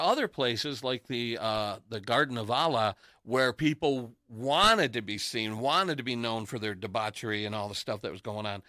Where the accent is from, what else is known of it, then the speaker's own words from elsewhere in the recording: Detroit, Michigan, United States; also born or lived in Los Angeles; I said, "Detroit."